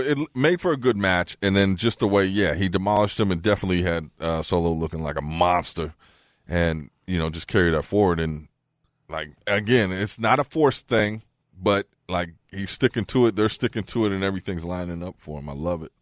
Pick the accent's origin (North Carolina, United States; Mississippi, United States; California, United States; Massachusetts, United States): California, United States; Bay Area; I'm from the Yay Area